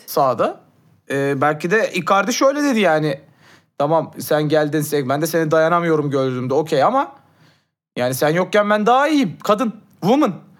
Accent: Turkey

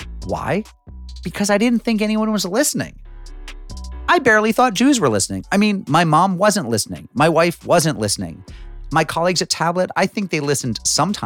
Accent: Springfield, Massachusetts, United States; growing up in Springfield, Massachusetts, everyone was Irish.

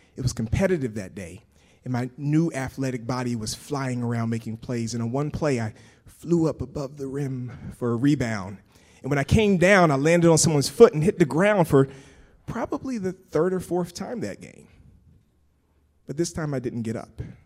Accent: Pensacola, Florida, United States; moved away as an adult; I grew up in Pensacola, Florida

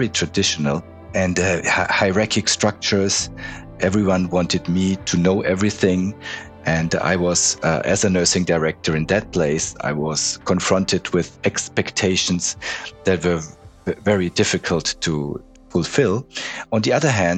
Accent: Munich, Bavaria, Germany; moved away as an adult; also born or lived in Switzerland; I was born in Munich 57 years ago.

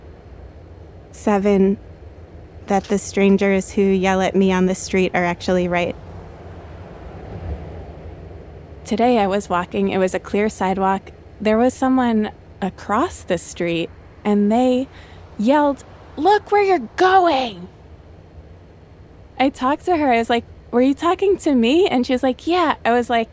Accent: New York, United States; as a New Yorker

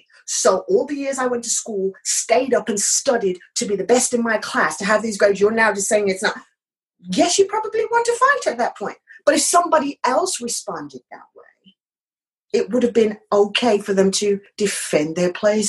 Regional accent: United Kingdom; accent: British; at the time, my British accent was a lot stronger.

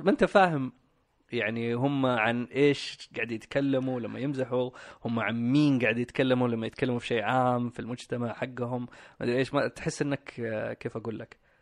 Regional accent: Riyadh, Riyadh Province, Saudi Arabia; من اصول باكستانيه اتولدت في الرياض مستشفى الشميسي آه، تربيت مع اخواني واختي والوالدين

